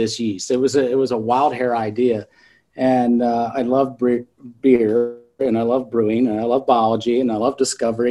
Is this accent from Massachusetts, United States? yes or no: no; South Central Pennsylvania, United States; I grew up in South Central Pennsylvania